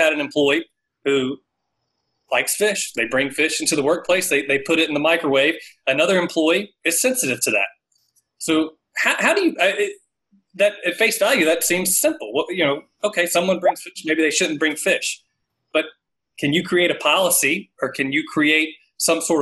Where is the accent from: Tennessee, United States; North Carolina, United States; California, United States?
North Carolina, United States; Raleigh; I grew up in the Southeast Raleigh area, have always loved North Carolina, and can't see myself living anywhere else